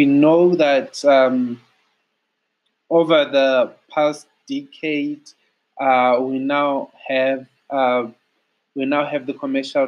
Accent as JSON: {"language": "English", "country": "South Africa", "said": "As a South African, I'll call it the Thebes"}